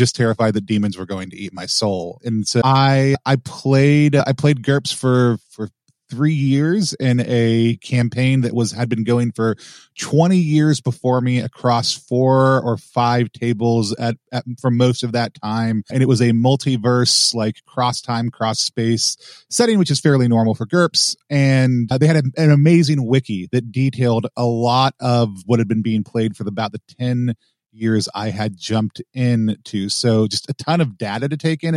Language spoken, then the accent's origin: English; Texas, United States; I grew up in the American South, specifically Texas